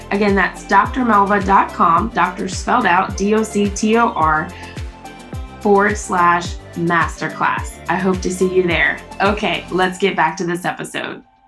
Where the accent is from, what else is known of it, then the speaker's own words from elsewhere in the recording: Charlotte, North Carolina, United States; I'm from Charlotte, North Carolina, and we had a minority achievement programs.